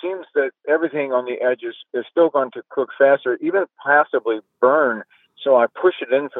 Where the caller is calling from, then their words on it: New Orleans, Louisiana, United States; I'm calling from New Orleans, Louisiana.